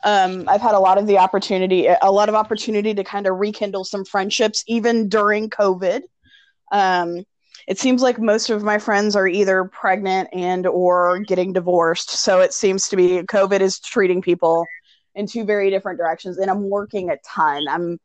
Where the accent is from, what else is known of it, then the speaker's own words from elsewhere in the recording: North Carolina, United States; moved away; my home state of North Carolina